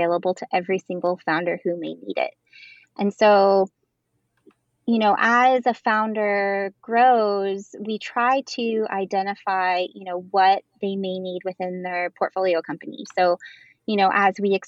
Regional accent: Midwest, United States; I'm from the Midwest

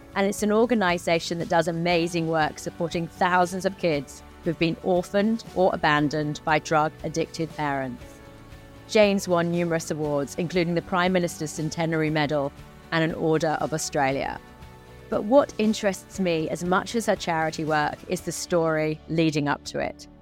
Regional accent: England, United Kingdom; I'm from England. We can hear it from our accents

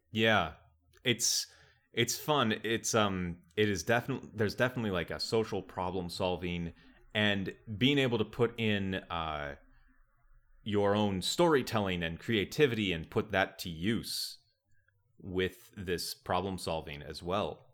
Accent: Wisconsin, United States; I grew up in Wisconsin

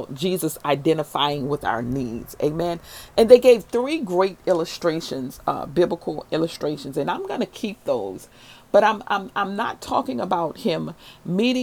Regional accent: New Orleans, Louisiana, United States; when I was a little girl growing up in New Orleans in the 7th Ward

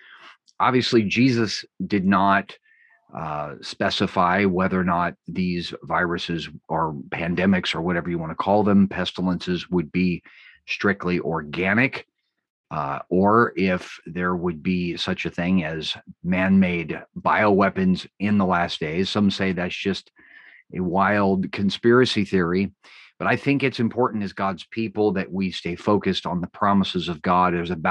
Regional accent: West Coast, United States; I tend to talk fast, you know, I'm from the West Coast

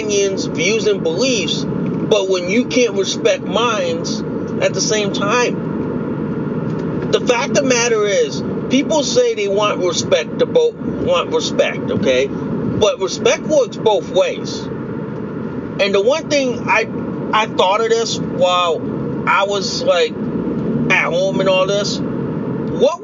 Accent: United States; I'm Asian American

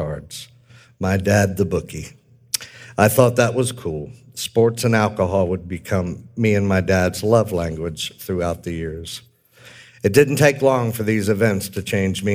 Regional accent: Manassas, Virginia, United States; also born or lived in Washington, D.C.; I was born in Washington, D.C. in 1965 and grew up most of my years in Manassas, Virginia.

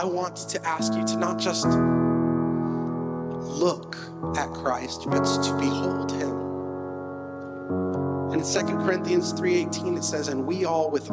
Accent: Lake Wales, Florida, United States; Most of my adolescence, I was raised in Lake Wales, Florida.

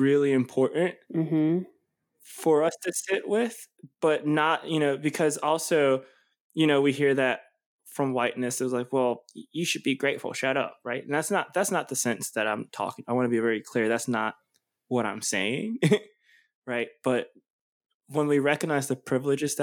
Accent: United States; having the citizenship of being an American

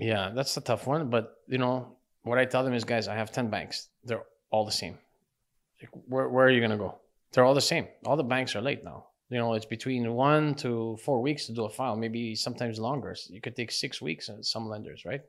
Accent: Laval, Quebec, Canada; I grew up in Laval, Chambéry, Laval. Yeah. Um, uh, I was pretty much grew there, grew up there my whole life.

